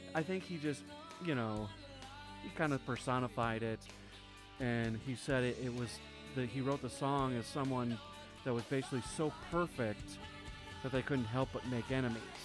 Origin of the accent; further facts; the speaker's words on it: Wisconsin, United States; I grew up in Wisconsin